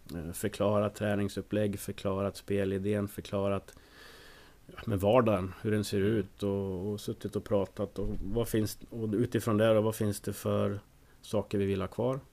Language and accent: Swedish; Söderhamn, Gävleborg County, Sweden; jag är ju från Söderhamn. En stad som ligger lite söder om Hudiksvall